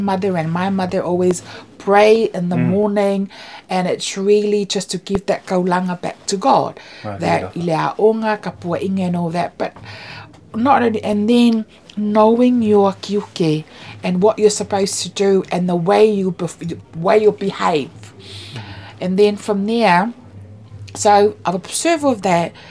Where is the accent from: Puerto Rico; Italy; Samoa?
Samoa; now in New Zealand; born and raised in Samoa in my village Musumusu and Whangaloa